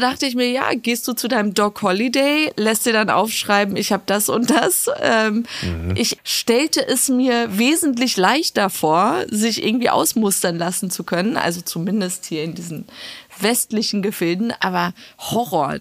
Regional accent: Iran; als Iraner

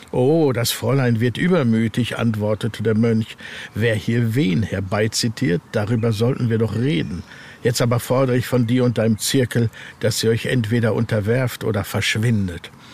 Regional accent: North Rhine-Westphalia, Germany; ich mich hier halt gut auskenne in meiner Heimat aus Westfalen

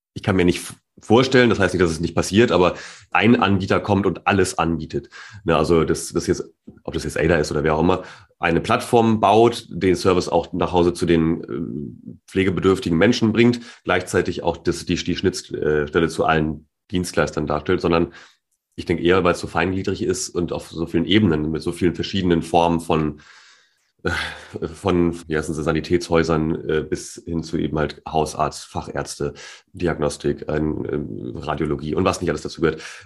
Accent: Germany; als Deutscher

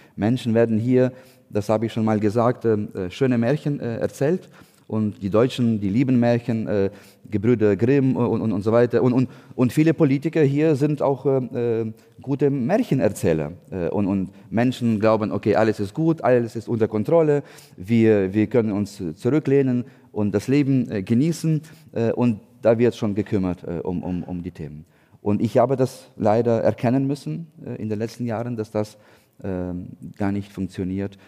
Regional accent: Ukraine; German is a second language; moved away as an adult; also born or lived in Hamburg, Germany; now in Berlin, Germany; wir als Ukrainer

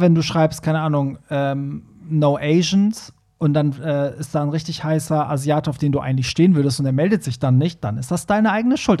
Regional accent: Hamburg, Germany; wir sind ja beide Hamburger

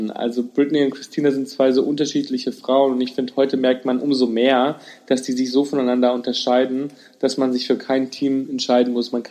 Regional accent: Italy; weil ich bin ja Italiener und ähm, das ist jetzt so, als würdest du dein Kind Richard Müller nennen

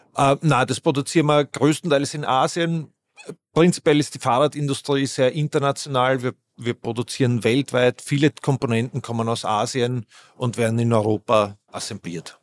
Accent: Vienna, Austria; Ich bin Wiener

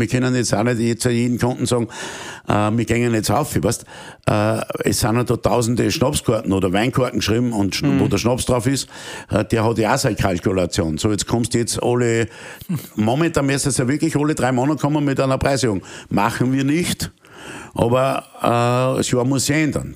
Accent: Austria; als Österreicher

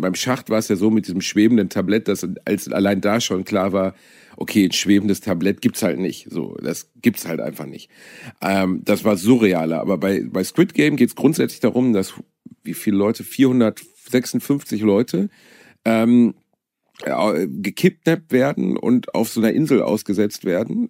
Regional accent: Germany; als Deutscher

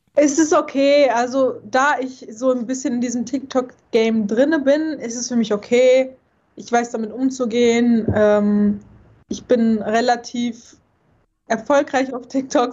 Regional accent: North Rhine-Westphalia, Germany; ich komme ja nicht von hier, weißt du? Ich komme ja aus NRW

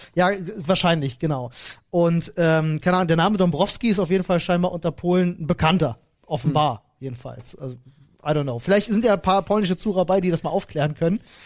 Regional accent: Berlin, Germany; ich bin äh, geboren in Berlin-Neukölln und dort auch aufgewachsen, 18 Jahre lang.

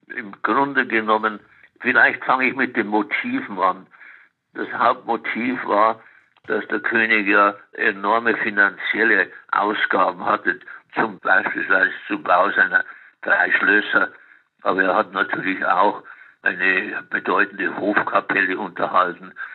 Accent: Munich, Bavaria, Germany; ich bin in Nymphenburg aufgewachsen

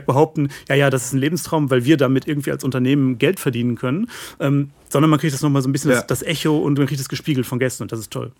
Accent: West Germany, Germany; muss ich als Wessi ja wahrscheinlich so sagen

